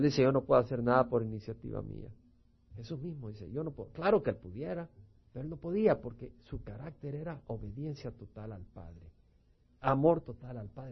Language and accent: Spanish; El Salvador; moved away; Los que venimos del Salvador